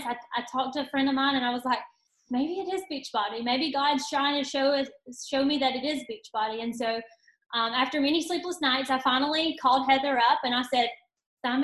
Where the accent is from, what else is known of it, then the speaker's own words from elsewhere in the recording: Tuscaloosa, Alabama, United States; also born or lived in Northport, Alabama; I am from Tuscaloosa, Alabama